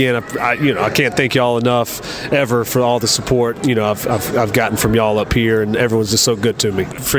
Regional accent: South Georgia, United States; I'm from South Georgia. I'm not from up here.

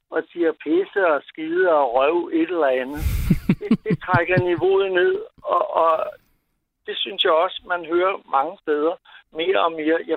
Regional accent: Copenhagen, Capital Region of Denmark, Denmark; Nu er jeg københavner, men

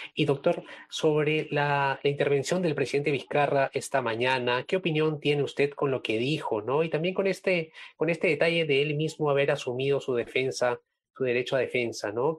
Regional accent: Peru

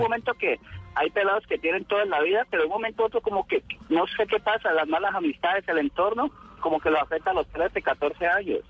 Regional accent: Roldanillo?, Valle del Cauca, Colombia; somos de aquí de Rosso

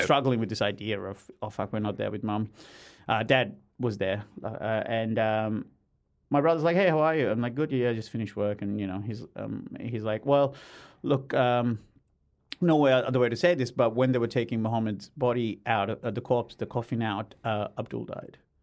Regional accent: Australia; as an Aussie

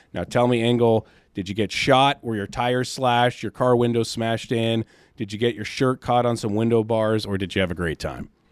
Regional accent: Seattle, Washington, United States; now in California, United States; I'm from Seattle, and down here in California

